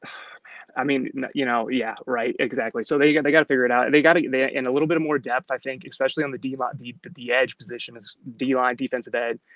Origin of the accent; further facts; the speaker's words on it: Michigan, United States; we are from Michigan here, so not really from the Bay.